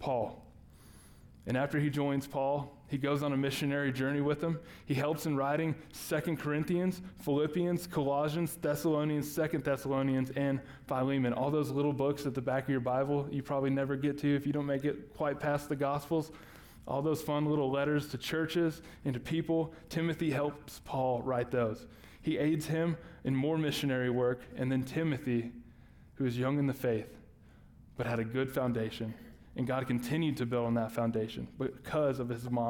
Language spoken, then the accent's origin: English; Texas, United States; we're from Texas, so I call my grandma Mama